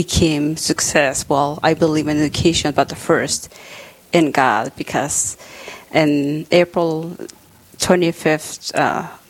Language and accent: English; Guatemala; English is a second language; moved away as an adult; now in North Dakota, United States; I lost my parents because of the Civil War for 36 years in Guatemala.